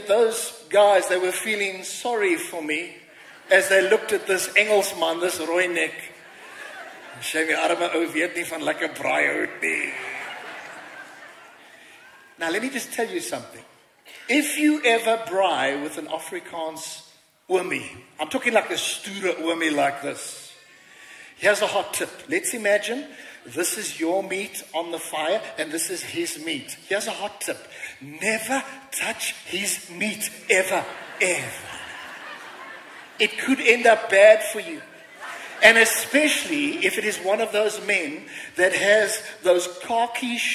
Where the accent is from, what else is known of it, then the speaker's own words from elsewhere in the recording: England, United Kingdom; now in South Africa; I'm an Englishman